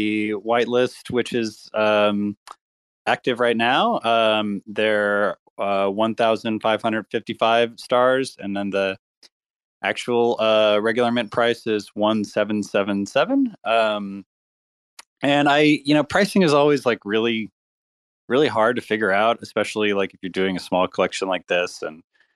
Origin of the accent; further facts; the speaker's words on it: Austin, Texas, United States; I grew up in Austin, Texas, and I played in bands when I was growing up